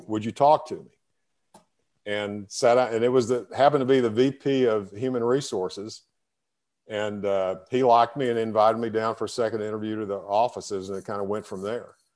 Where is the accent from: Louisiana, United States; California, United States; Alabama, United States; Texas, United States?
Texas, United States; Breckenridge; I grew up in, in, in, in Texas in a, in a, small town called Breckenridge